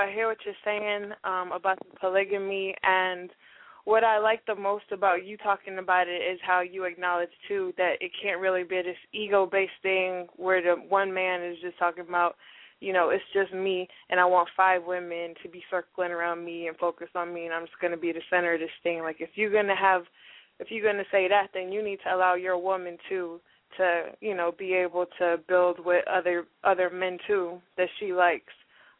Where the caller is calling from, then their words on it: Atlanta, Georgia, United States; I'm calling from Atlanta.